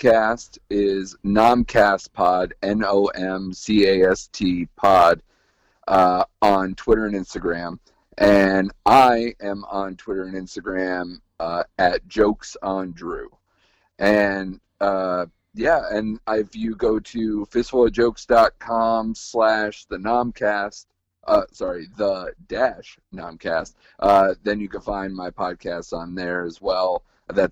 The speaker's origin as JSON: {"language": "English", "town": "West Haven", "region": "Connecticut", "country": "United States", "tie": "born or raised there", "lives_now": "Milford, United States", "said": "I was born and raised West Haven, Connecticut."}